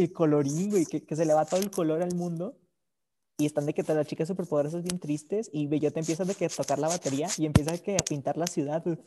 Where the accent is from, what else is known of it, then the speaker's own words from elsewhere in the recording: Mexico; yo soy mexicano